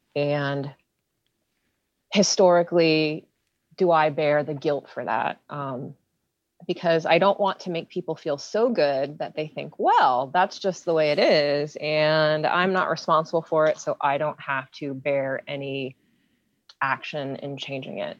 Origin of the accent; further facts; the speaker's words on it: Hopewell Township, Pennsylvania, United States; now in Pittsburgh, United States; I grew up in Beaver County. I grew up in Hopewell Township